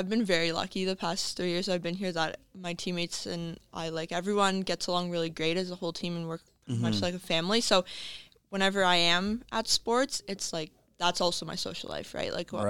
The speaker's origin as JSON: {"language": "English", "town": "Cornwall", "region": "Ontario", "country": "Canada", "said": "It works out well for my roommate and I because we are from Cornwall, so it's on a Sunday night. So we can like go home, have supper before, then go to soccer."}